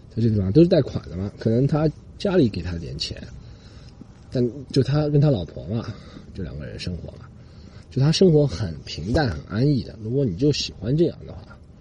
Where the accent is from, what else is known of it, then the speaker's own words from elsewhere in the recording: China; moved away as an adult; also born or lived in Australia; 我们中国人